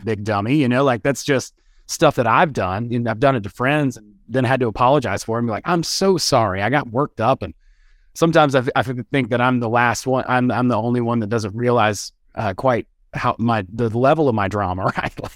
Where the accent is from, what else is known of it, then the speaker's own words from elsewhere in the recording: West Georgia, United States; also born or lived in Athens, Georgia; I'm from the South. I'm from, like, West Georgia, you know, kind of a redneck